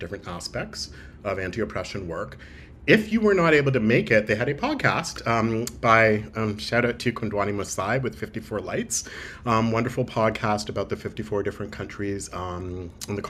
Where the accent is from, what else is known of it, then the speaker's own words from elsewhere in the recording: Toronto, Ontario, Canada; I call Toronto home. I grew up in Toronto as well.